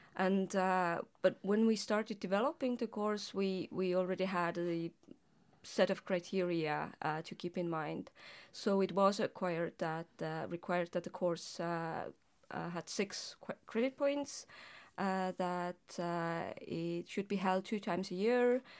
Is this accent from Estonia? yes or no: yes; Estonia; as an Estonian linguist, I was, I was, uh, writing as well as reading articles in Estonian as well as in English